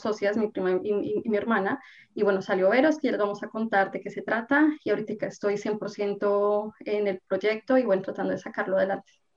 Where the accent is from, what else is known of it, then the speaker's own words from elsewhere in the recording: Colombia; moved away as an adult; now in Canada; soy colombiana, vivo en Canadá aproximadamente ya hace unos 10 años